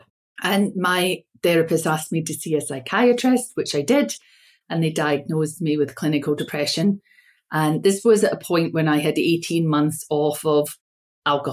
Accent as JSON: {"language": "English", "region": "Scotland", "country": "United Kingdom", "tie": "born or raised there", "also_born_or_lived": "United States", "said": "And I'm from Scotland, but I was born in America and my father died. My parents were Scottish. So my father asked for us to be taken home to Scotland by my mother. And we were raised there."}